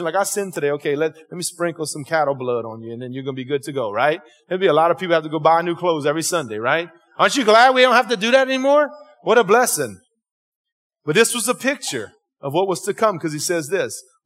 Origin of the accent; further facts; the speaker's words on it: Cajun, Louisiana, United States; accent: Cajun; my Cajun interpretation